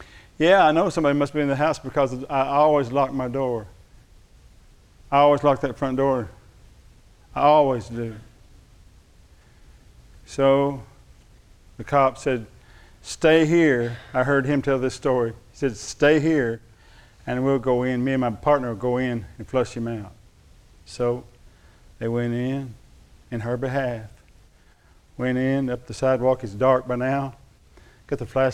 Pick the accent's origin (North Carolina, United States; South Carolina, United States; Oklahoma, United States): Oklahoma, United States; Thackerville; They used to call us Thackerville thugs. I'm from Thackerville. You know where that is over in Love County?